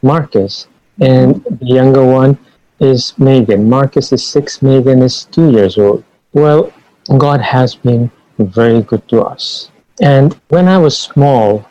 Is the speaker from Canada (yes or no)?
no; Ranchi, Jharkhand, India; moved away as an adult; now in Guyana; I reached my hometown, which is Ranchi